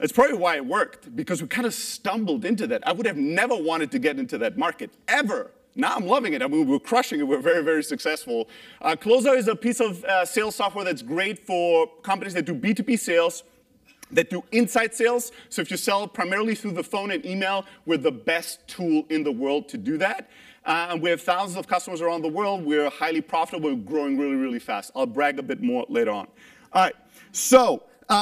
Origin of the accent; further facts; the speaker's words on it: Germany; moved away; also born or lived in Greece; I'm originally Greek, but I grew up in Germany